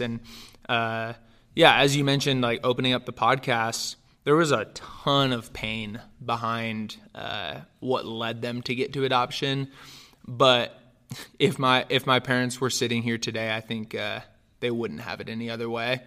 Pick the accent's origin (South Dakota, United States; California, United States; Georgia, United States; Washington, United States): California, United States; Northern; also born or lived in Romania; I was raised in Northern California, actually, and, uh, my family, uh, adopted me from Romania, uh, when I was almost two.